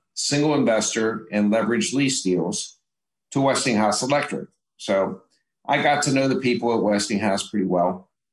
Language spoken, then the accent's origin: English; Pittsburgh, Pennsylvania, United States; I grew up in Pittsburgh